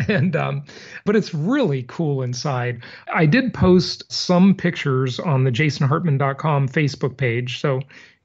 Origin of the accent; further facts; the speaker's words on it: Los Angeles, California, United States; also born or lived in Long Beach; when I was a kid growing up in Los Angeles